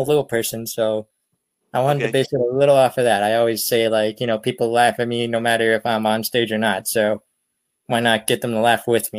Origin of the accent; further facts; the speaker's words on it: Erie, Pennsylvania, United States; I'm from Erie, Pennsylvania.